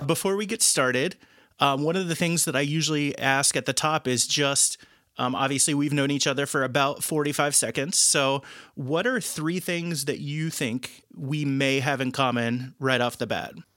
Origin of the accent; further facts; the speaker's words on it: Dearborn County, Indiana, United States; moved away as an adult; now in Chicago, United States; I was born in Dearborn County Hospital um, and grew up about 20 minutes away from Lawrenceburg my most of my entire life